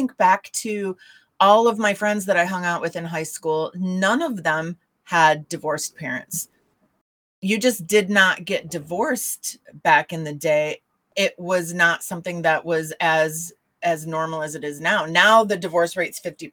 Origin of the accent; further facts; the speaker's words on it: Michigan, United States; the area that I grew up in Michigan is a, well, it's not anymore, but back then it was a smaller town